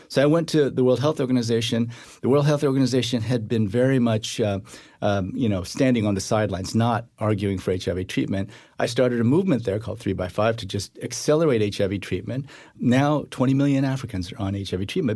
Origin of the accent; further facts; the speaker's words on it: Iowa, United States; also born or lived in Korea; I grew up in Iowa